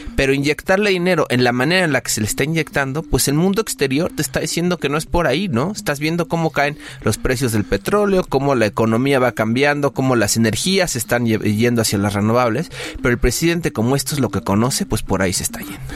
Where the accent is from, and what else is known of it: Mexico